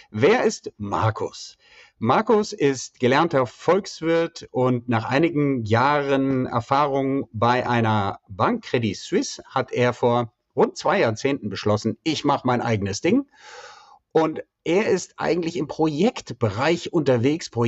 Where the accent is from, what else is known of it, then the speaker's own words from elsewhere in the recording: Bonn, North Rhine-Westphalia, Germany; born there; now in Berlin, Germany; die Herkunft aus dem Rheinland, sogar die Stadt Bonn. Wir haben uns im Vorgespräch darüber ausgetauscht mein Geburtsort. Ja, meiner auch, genau. Und es leben die Rheinländer im Exil. Du, dich hat es an den Main verschlagen, mich an die Spree.